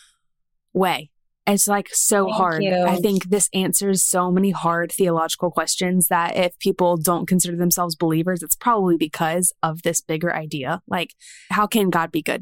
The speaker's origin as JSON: {"language": "English", "town": "Columbia", "region": "South Carolina", "country": "United States", "tie": "born or raised there", "moved": "as an adult", "lives_now": "Alabama, United States", "said": "South Carolina is home. That's where my husband and I grew up, in Columbia"}